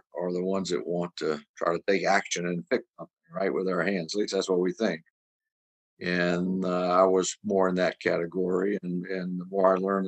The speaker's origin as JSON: {"language": "English", "region": "Louisiana", "country": "United States", "tie": "born or raised there", "lives_now": "Chicago, United States", "said": "I grew up in Louisiana. I'm a Louisiana native, born and raised there."}